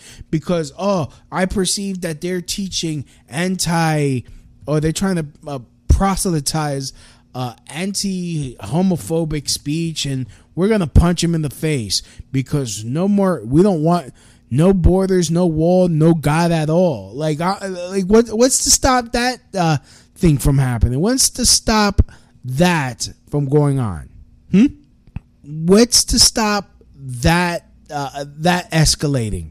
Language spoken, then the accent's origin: English; United States; also born or lived in New York City; I'm an American